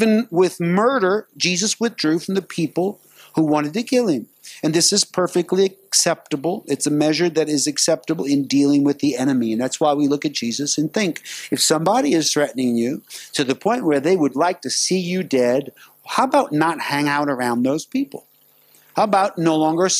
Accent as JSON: {"language": "English", "country": "United States", "moved": "yes", "lives_now": "Singapore", "said": "I'm from America"}